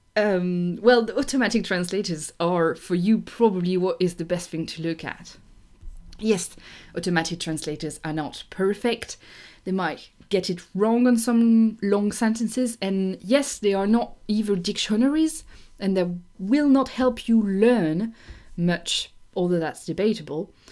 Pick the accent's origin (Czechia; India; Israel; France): France; I'm French, so I'm from the only, the only city that they know in France